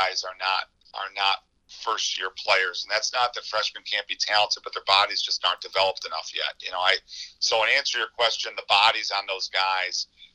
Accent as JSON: {"language": "English", "town": "Syracuse", "region": "New York", "country": "United States", "tie": "born or raised there", "said": "I grew up in Syracuse"}